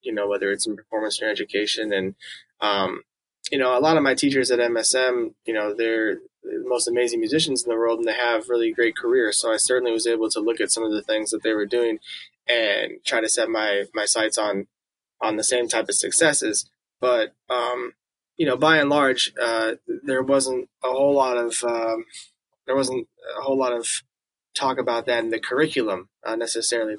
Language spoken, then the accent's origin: English; Illinois, United States; moved away as an adult; also born or lived in New York; now in Kansas City, United States; I grew up in Illinois, and then I went to Manhattan School of Music after high school. And I lived in New York for the past 11 years